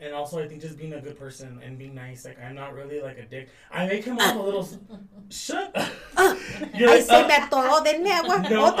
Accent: Riverside, California, United States; also born or lived in Inland Empire; raised in Riverside

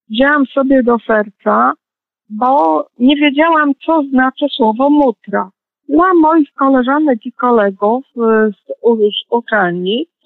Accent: Poznań, Greater Poland, Poland; tak, urodziłam się w Poznaniu.

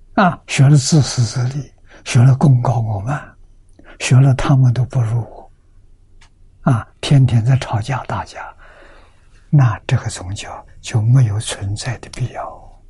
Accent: China; 我们中国人

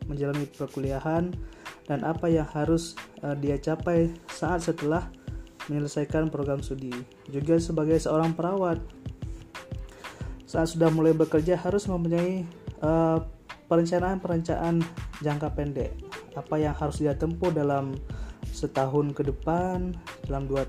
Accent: Sigli, Aceh, Indonesia; now in Malang, Indonesia; asal dari Sigli

